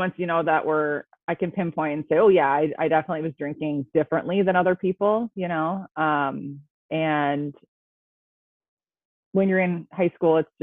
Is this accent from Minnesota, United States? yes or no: yes; Minnesota, United States; I am from Minnesota. I grew up here. So I've always lived in Minnesota, so you'll probably hear that a little bit